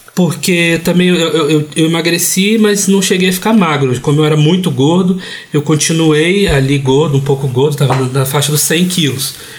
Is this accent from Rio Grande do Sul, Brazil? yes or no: no; Vitória, Espírito Santo, Brazil; Eu cresci gay e gordo em Vitória, no Espírito Santo